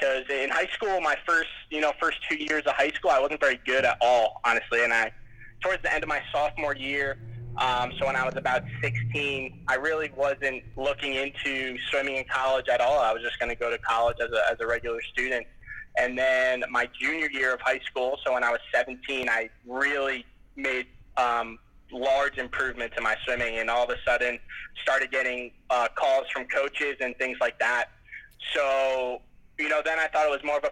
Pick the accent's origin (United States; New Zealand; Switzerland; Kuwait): United States; New Jersey; I grew up in the States and in New Jersey, kind of by the ocean